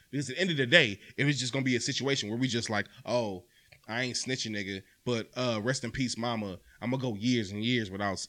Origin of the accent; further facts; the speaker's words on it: East Cleveland, Ohio, United States; I grew up in East Cleveland.